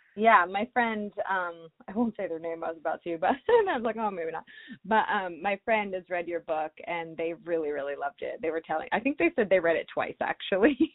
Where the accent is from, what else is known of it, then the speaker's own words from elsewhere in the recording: Ohio, United States; moved away; I'm from Ohio originally